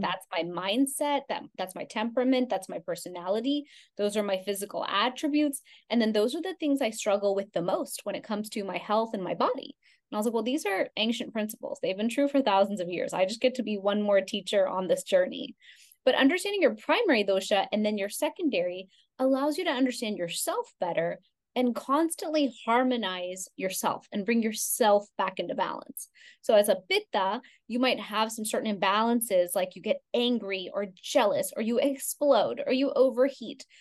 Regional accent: Houston, Texas, United States; I grew up in Houston, Texas, but I also grew up going to India every summer of my life.

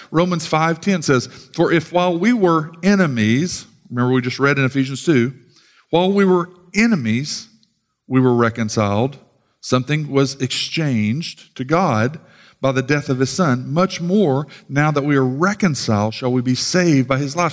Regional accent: United States; as proud American Christians

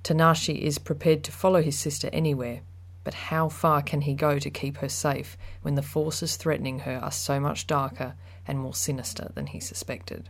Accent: Australia; now in United Kingdom; I'm from Australia originally

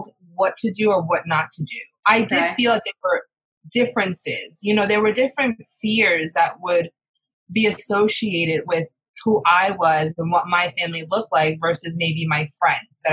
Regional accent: Long Island, New York, United States; I'm from Long Island, New York, and my family is from, my mom's from Costa Rica, and my father is from Ecuador

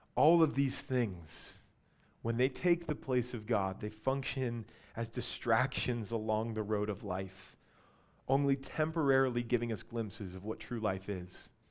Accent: Albuquerque, New Mexico, United States; I grew up in Albuquerque

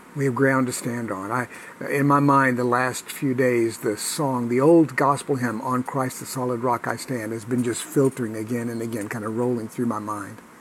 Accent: United States

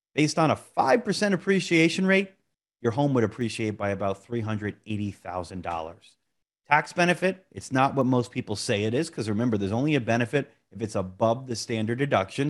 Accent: Monmouth County, New Jersey, United States; my hometown here, Monmouth County, New Jersey

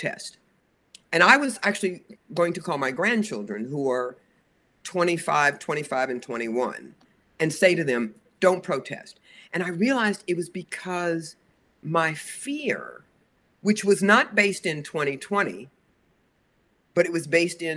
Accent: the South, United States; I was born in 1950 in the South. So I was born into segregation. In 1956, right after Brown versus the Board of Education, I entered an all-white school system

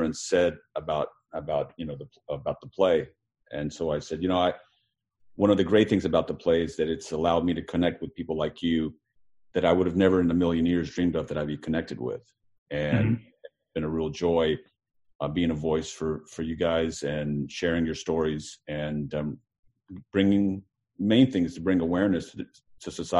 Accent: Vietnam; moved away; I'm from Vietnam

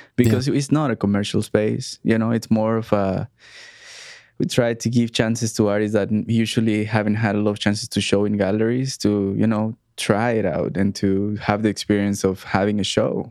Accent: Mexico; moved away as an adult; also born or lived in Montreal, Canada; we grew up in Mexico

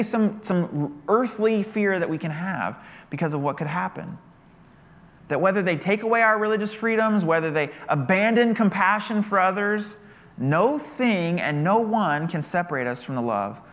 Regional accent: United States; as an American

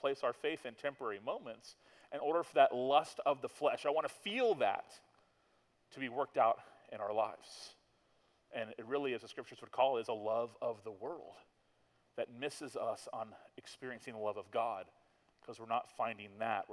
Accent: Tallahassee, Florida, United States; I'm from Tallahassee, and I grew up here

